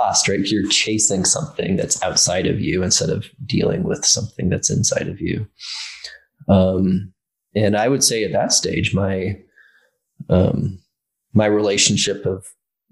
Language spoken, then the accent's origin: English; Ireland; I grew up in Ireland.